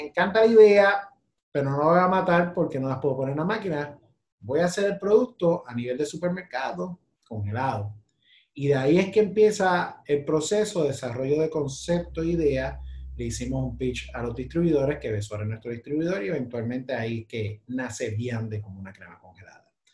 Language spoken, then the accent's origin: Spanish; Puerto Rico; Nosotros somos como la China del Caribe